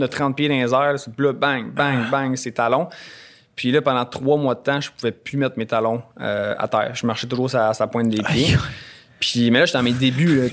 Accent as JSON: {"language": "French", "town": "Bromont", "region": "Quebec", "country": "Canada", "said": "je viens de Bromont"}